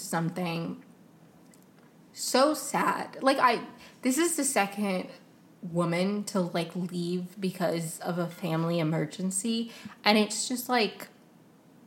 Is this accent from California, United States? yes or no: no; Potomac, Maryland, United States; I grew up in Maryland right outside of DC. Like, I grew up in Potomac